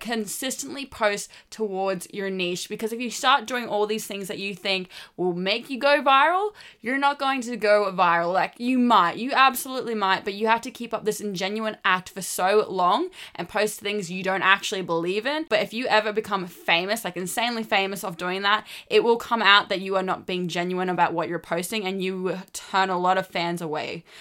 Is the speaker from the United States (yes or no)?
no; Australia; I'm Australian